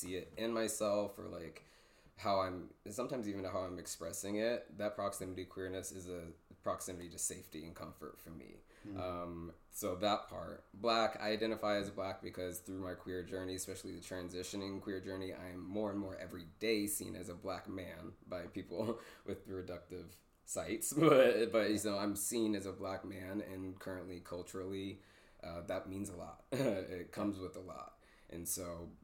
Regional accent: Indiana, United States; moved away as an adult; now in Bay Area, United States; I'm originally from Indiana. I was born and raised there, left when I was about 18.

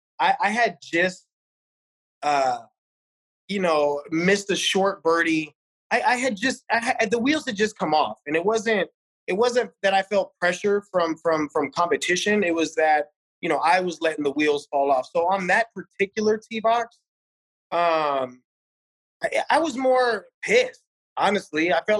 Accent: Las Vegas, Nevada, United States; I was born on the east side, man, Winterwood and Sahara. So I grew up on Desert Rose Golf Course

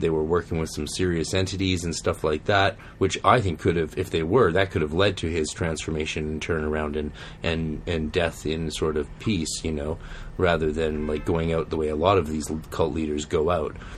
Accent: Canada; We're Canadian

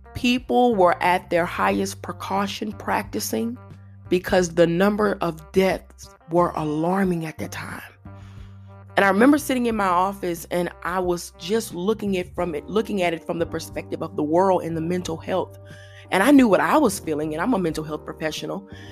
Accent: Louisiana, United States; I'm from Louisiana

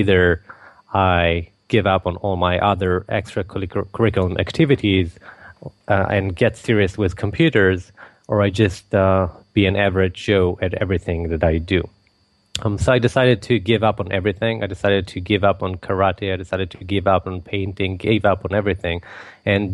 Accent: Israel; I was born and raised in Israel

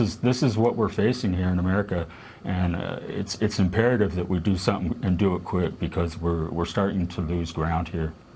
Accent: Martinez, California, United States; I grew up in Martinez

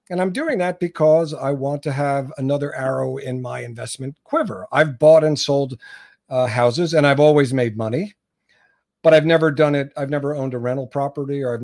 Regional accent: New Jersey, United States; also born or lived in New York City; Where I grew up in New Jersey was a little cottage community when my parents moved there in 1959, which was the year I was born

